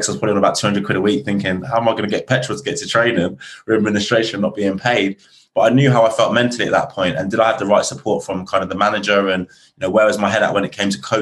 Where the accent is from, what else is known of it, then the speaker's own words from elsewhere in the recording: Reading, South East England, United Kingdom; moved away; Reading, which is my hometown.